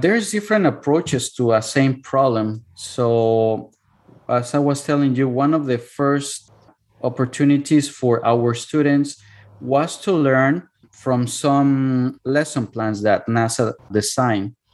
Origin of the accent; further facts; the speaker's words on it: Cuernavaca, Morelos, Mexico; English is a second language; moved away as an adult; now in United States; my hometown which is cuernavaca